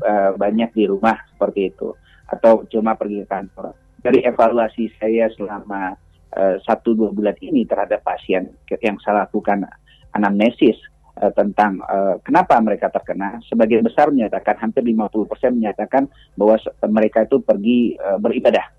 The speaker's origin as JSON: {"language": "Indonesian", "region": "West Sumatra", "country": "Indonesia", "said": "kita warga Sumatera Barat"}